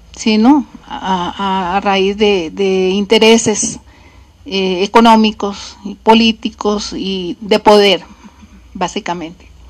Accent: Colombia; moved away; orgullosa de ser colombiana

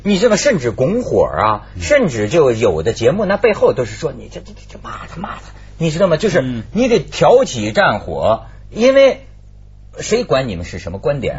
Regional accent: China; 我们中国人不压抑

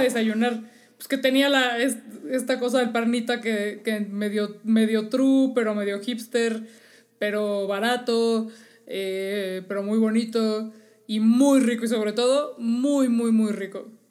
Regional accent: Mexico City, Mexico; somos chilangos

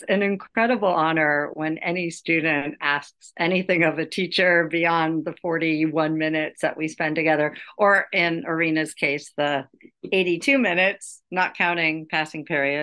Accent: Los Angeles, California, United States; now in New York City, United States; I'm from Los Angeles.

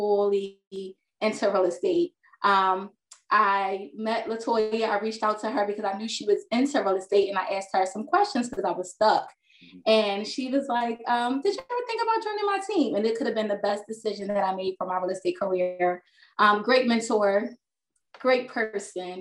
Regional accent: Philadelphia, Pennsylvania, United States; I was born and raised in North Philadelphia

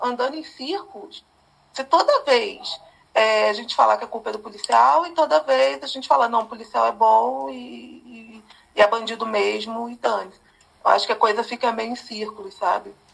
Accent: Rio de Janeiro, Brazil; moved away; also born or lived in São Paulo; estava no Rio, eu sou do Rio

